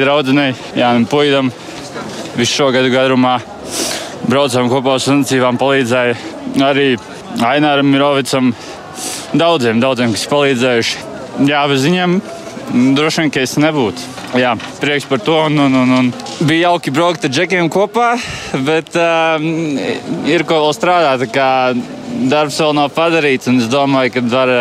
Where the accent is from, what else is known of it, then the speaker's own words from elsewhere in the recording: Latvia; mēs arī latvieši